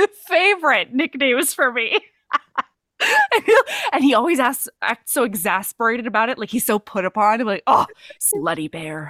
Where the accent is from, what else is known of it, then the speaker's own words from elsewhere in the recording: Hawaii, United States; since I grew up in Hawaii, every single vowel was pronounced in everything I learned to read, like street signs and stuff.